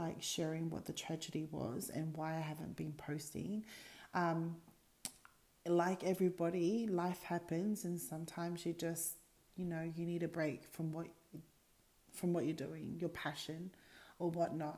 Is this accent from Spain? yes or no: no; Australia; I'm born in Australia. I'm the only sibling born here in Australia.